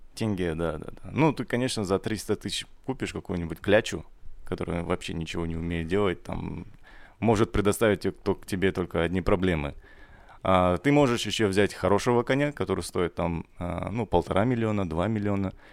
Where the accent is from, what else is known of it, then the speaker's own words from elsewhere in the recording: Kazakhstan; мы же все казахи